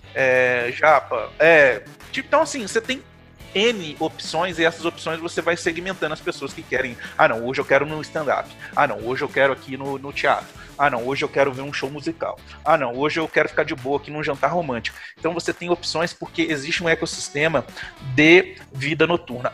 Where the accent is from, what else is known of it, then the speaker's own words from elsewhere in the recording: Carangola, Minas Gerais, Brazil; now in Viçosa, Brazil; hoje eu moro em Viçosa, sou de Carangola, mas eu moro em Viçosa